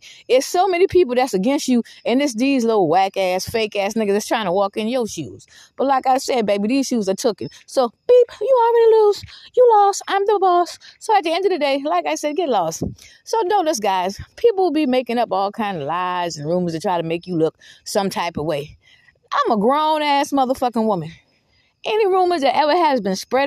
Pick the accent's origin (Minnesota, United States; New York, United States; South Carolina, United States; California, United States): South Carolina, United States; Georgetown; moved away; I haven't lived in Georgetown, South Carolina in fucking 31 years, okay? I don't live in no goddamn Georgetown. I'm from Georgetown